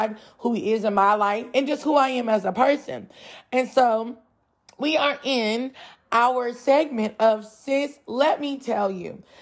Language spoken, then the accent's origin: English; San Francisco Bay Area, Northern California, United States; moved away as an adult; my husband and I, we were born and raised in Northern California, San Francisco Bay Area